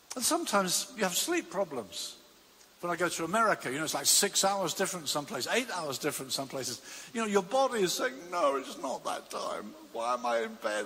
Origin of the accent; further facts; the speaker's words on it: Brighton, South East England, United Kingdom; I used to commute from my hometown of Brighton to London every day